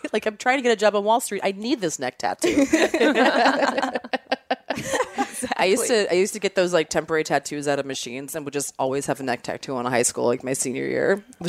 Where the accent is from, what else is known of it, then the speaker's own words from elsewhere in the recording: Maryland, United States; moved away; So Ocean City, Maryland is like the beach I always went to growing up. I'm from Maryland originally.